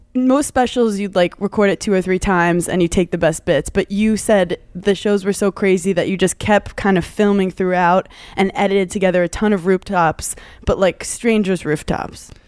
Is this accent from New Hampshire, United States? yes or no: no; New York, United States; I'm a New Yorker